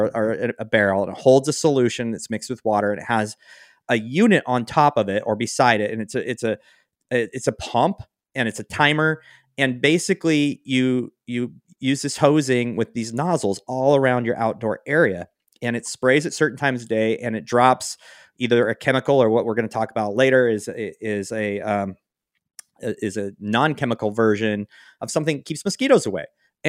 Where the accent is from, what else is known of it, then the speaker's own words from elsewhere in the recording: Pacific Northwest, United States; like I was from the Pacific Northwest, then I moved to the South